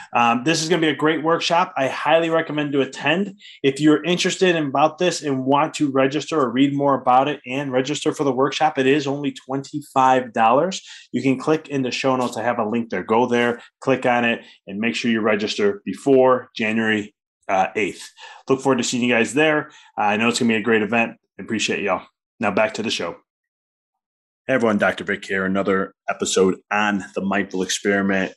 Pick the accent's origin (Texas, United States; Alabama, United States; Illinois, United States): Illinois, United States; Chicago; I'm from Chicago